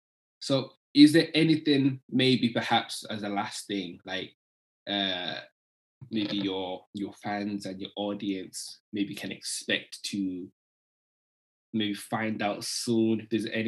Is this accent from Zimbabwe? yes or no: yes; Zimbabwe; I'm not Nigerian. I'm from Zimbabwe.